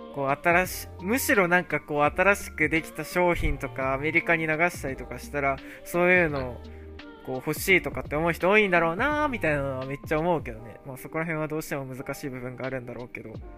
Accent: Japan; now in United States; 自分、日本人だけど

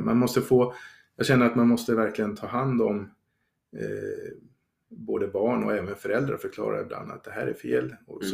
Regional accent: Sweden; som svensk

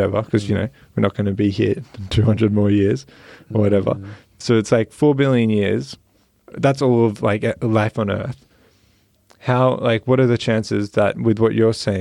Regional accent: Australia; we're from Australia

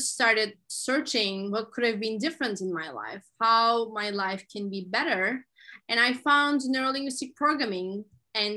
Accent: Turkey; I'm originally from Turkey

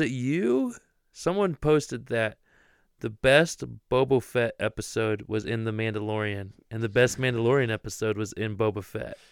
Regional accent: Ohio, United States; I'm from Ohio, born and raised.

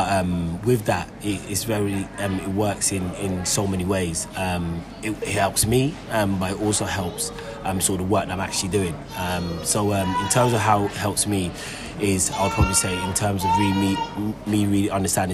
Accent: London, United Kingdom; also born or lived in Enfield; Grew up in North London, Tottenham. That's where I grew up

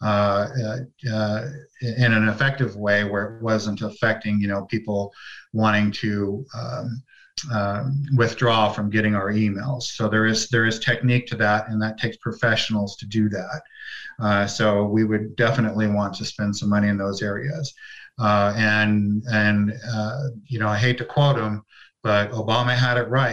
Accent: San Francisco Bay Area, California, United States; moved away as an adult; now in Utah, United States; I'm from the San Francisco Bay Area

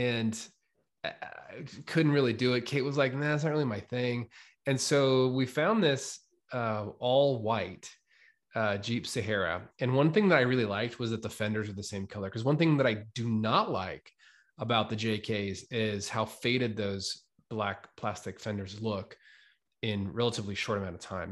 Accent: United States; also born or lived in New York; now in Boise, United States; I was from Weezer in Ontario

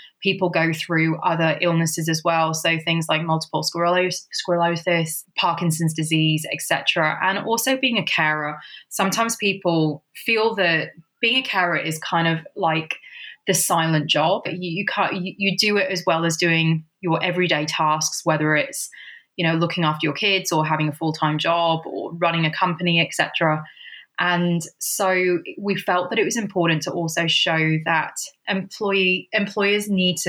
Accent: United Kingdom; moved away as an adult; also born or lived in Sydney, Australia; I have been originally from the UK

